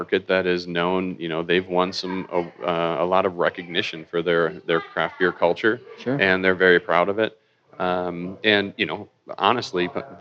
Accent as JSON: {"language": "English", "region": "Wisconsin", "country": "United States", "moved": "yes", "lives_now": "Colorado, United States", "said": "I'm originally from Wisconsin, but I've been out in Colorado for over 15"}